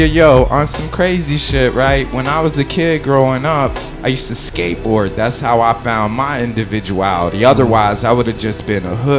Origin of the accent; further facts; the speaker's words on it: New York, United States; now in San Francisco Bay Area, United States; I grew up in New York